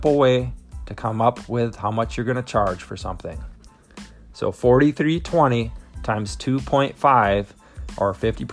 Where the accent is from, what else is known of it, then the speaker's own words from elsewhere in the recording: Minnesota, United States; my home state